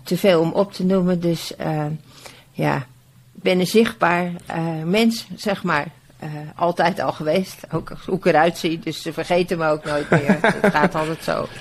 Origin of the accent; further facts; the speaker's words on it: Bodegraven, South Holland, Netherlands; Ik ben in Bodegraven geboren